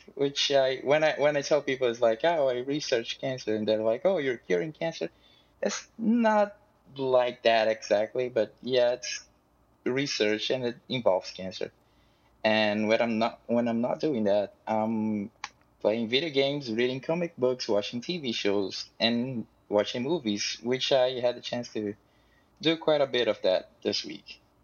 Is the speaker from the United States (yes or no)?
no; Brazil; I'm from Brazil